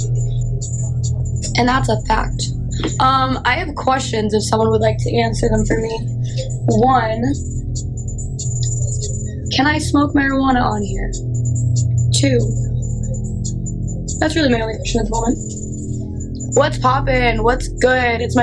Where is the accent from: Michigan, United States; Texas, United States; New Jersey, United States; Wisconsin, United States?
New Jersey, United States; moved away as an adult; also born or lived in South Florida; I grew up in New Jersey